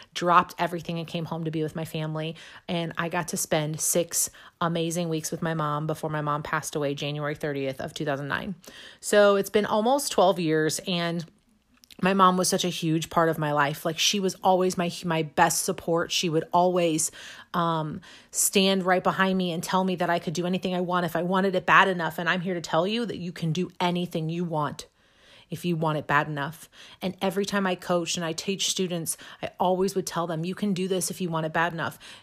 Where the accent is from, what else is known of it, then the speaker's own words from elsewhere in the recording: Imperial, Missouri, United States; also born or lived in St. Louis, Missouri; now in St. Charles, United States; I grew up just south of Saint Louis in a little town called Imperial.